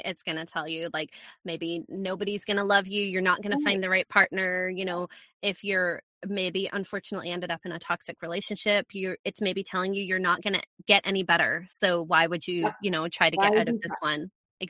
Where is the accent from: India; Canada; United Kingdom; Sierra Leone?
United Kingdom; Scotland; accent: Scottish-American hybrid; Yeah, I'm from Scotland. I have people are going to listen to this and go, that is not a Scottish accent. You are correct, people. It is not a Scottish accent because I have lost it.